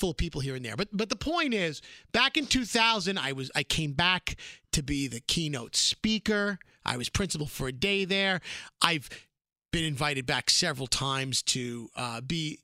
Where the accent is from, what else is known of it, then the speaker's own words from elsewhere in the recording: New York City, New York, United States; Brooklyn boy